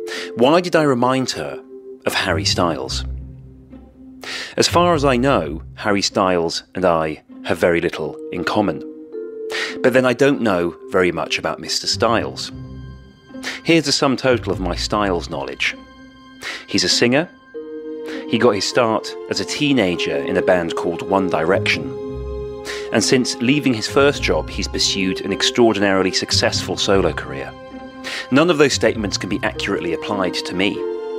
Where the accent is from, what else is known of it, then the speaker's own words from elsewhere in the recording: Wales, United Kingdom; accent: Welsh; also born or lived in England; My dad's English, and I grew up in England till I was six. By this stage, only the faintest traces remain of the weak Welsh accent I once had. Putting on the Wales shirt, I'm asserting my national affiliation to myself as much as anyone else.